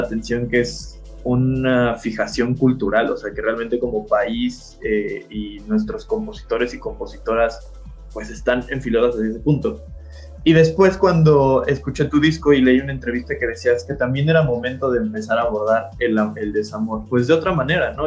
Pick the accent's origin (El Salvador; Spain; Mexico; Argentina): Mexico